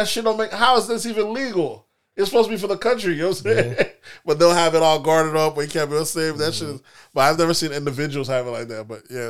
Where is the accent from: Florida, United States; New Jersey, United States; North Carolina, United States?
Florida, United States; Listen, we're from Florida, so we know these prices for those type of homes on the beach isn't that shocking.